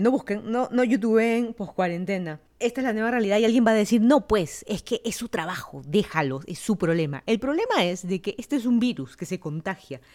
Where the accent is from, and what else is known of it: Lima, Peru; moved away as an adult; also born or lived in Miami / Virginia; now in Fairfax County, Virginia, United States